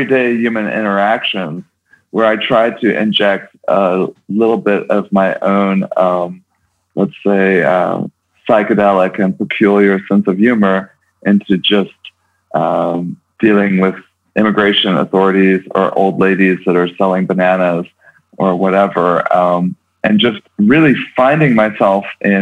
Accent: Kansas City, Missouri, United States; moved away; also born or lived in New York; I'm from Kansas City originally, suburban Kansas City

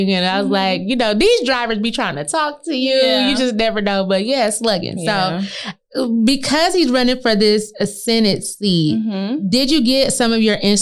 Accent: Flint, Michigan, United States; I'm from Flint, which is kind of dangerous.

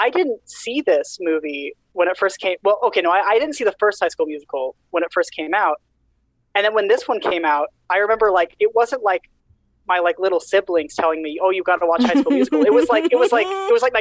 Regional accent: Utah, United States; moved away as an adult; now in Burlington, United States; I went to high school in Utah. I grew up in Utah. That's my entire young pre-18 experience was all in Utah

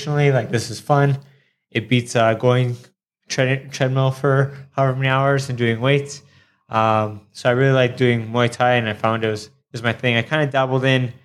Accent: Toronto, Ontario, Canada; moved away as an adult; now in Thailand; So I'm from Toronto, Canada. Well, a little outside Toronto, maybe 20-minute drive or so

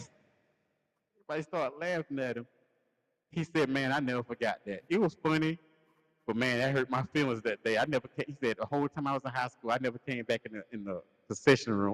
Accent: Lancaster, South Carolina, United States; the homecoming for our hometown

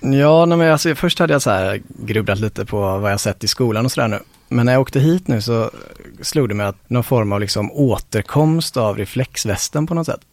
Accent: Lerum, Västra Götaland, Sweden; Lerum, på Lerums gymnasium helt enkelt. Min gamla, gamla hemort

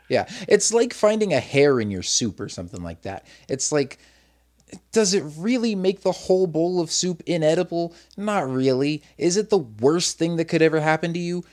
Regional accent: Arizona, United States; also born or lived in Massachusetts; from the time I was four up till I was probably about ten, I think, was when we moved from Massachusetts to Arizona

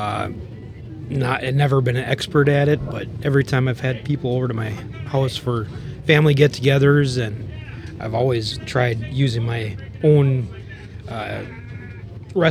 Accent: Wright County, Minnesota, United States; I'm from Wright County

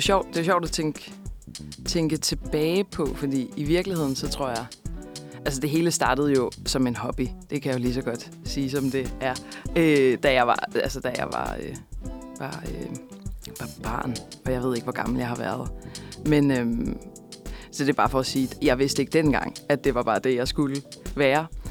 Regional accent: Kolding, Southern Denmark, Denmark; moved away as an adult; also born or lived in Copenhagen; jeg er opvokset i Kolding

